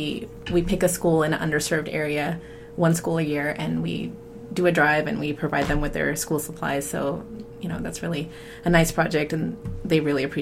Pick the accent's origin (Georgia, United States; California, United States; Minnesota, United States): Georgia, United States; Atlanta; moved away as an adult; now in Triangle area, North Carolina, United States; I am from Atlanta, Georgia